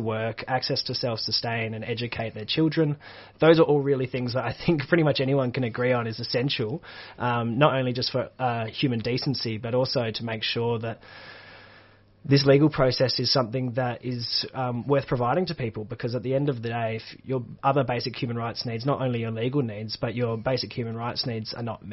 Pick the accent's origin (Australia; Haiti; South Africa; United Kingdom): Australia; Perth, Western Australia; moved away; I'm originally from Perth, Western Australia